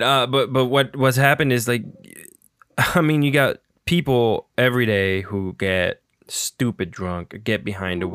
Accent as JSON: {"language": "English", "country": "Puerto Rico", "tie": "born or raised there", "also_born_or_lived": "Union City, New Jersey", "moved": "yes", "said": "I was born and raised in Puerto Rico, but I lived uh, in northern New Jersey. So I lived I lived in Union City"}